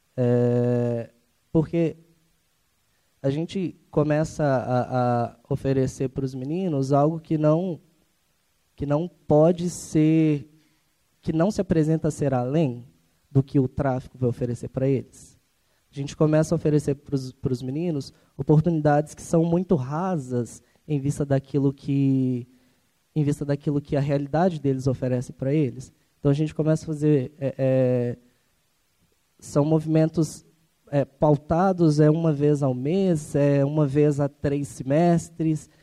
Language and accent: Portuguese; Ribeirão das Neves, Minas Gerais, Brazil; eu também sou de Ribeirão das Neves